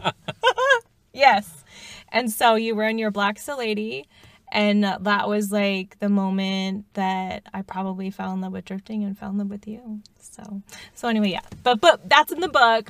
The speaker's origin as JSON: {"language": "English", "country": "United States", "said": "being Asian American"}